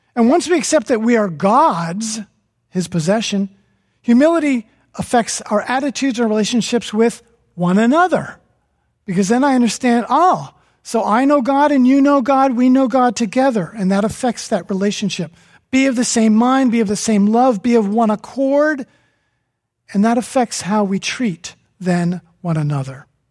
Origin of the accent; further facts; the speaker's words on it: New Jersey, United States; From New Jersey